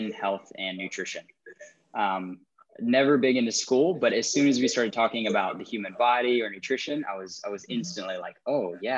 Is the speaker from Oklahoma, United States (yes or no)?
yes; Tahlequah, Oklahoma, United States; I grew up here in Tahlequah in just a small community